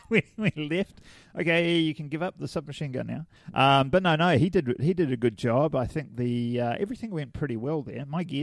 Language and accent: English; Hamilton, Waikato, New Zealand; I'm from Hamilton